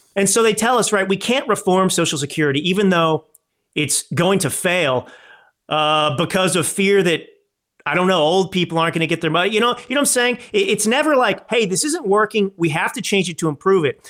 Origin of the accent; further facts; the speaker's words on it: Texas, United States; moved away as an adult; also born or lived in Dallas / Malibu, California / New York City / Milan, Italy; I grew up in Texas